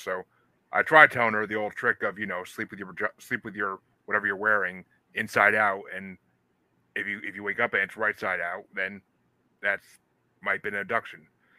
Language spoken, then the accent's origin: English; Massachusetts, United States; I'm from Massachusetts myself, so we have a lot of the similar things because it's Northeast history.